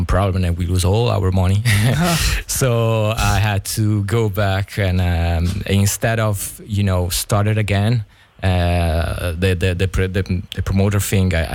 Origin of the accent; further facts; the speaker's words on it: Rome, Lazio, Italy; English is a second language; I had 13 years old and I'm from Rome